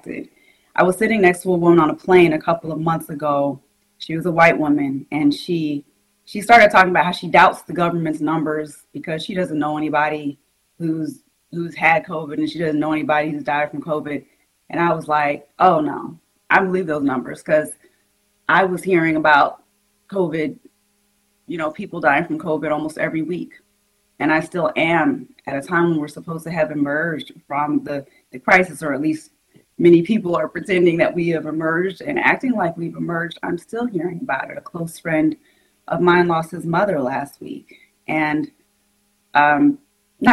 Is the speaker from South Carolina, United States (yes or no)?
yes; South Carolina, United States; I'm from South Carolina